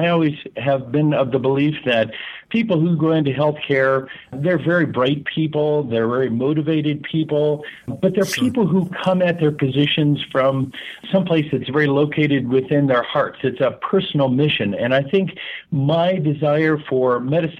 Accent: Southern California, United States; moved away as an adult; also born or lived in Iowa; I grew up in Southern California, and my parents were from Iowa.

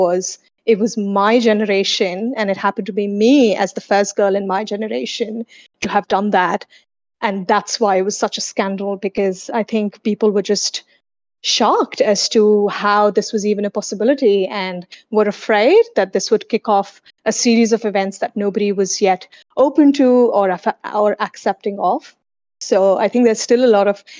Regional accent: India; also born or lived in Sydney, Australia; now in Singapore; before I lived in Sydney, I lived in India where I was born and raised

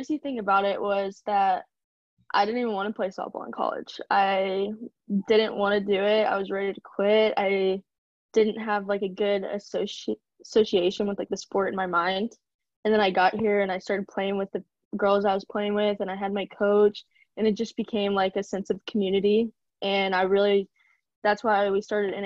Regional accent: Columbia, Missouri, United States; I'm originally from Columbia, Missouri

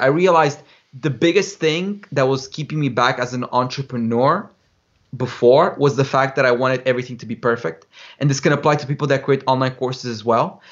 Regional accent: Romania; moved away as an adult; also born or lived in United Kingdom; I grew up in Romania

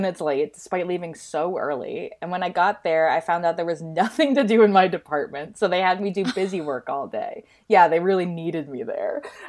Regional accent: Minnesota, United States; I'm from Minnesota, which means lots of snow around Christmas.

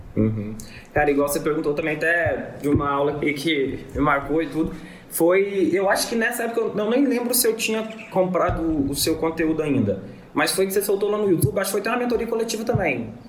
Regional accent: Divinópolis, Minas Gerais, Brazil; Sou de Divinópolis aqui, em Minas

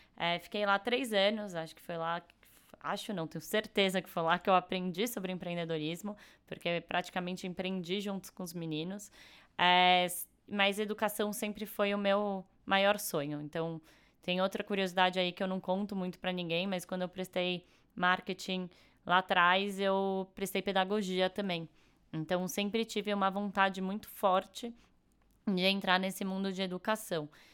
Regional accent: São Paulo, Brazil; sou de São Paulo, nasci e morei aqui a vida inteira

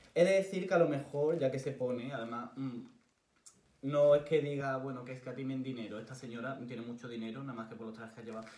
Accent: Córdoba, Andalusia, Spain; soy de Córdoba

